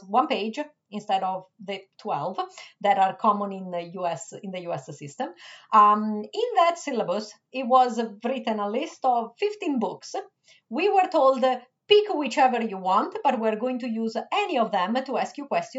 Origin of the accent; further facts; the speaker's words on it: Rome, Lazio, Italy; English is a second language; moved away as an adult; also born or lived in Switzerland; now in Michigan, United States; I was born in Switzerland, but I was raised in Italy. Anyways, you get the point. My first 25 years were spent in Rome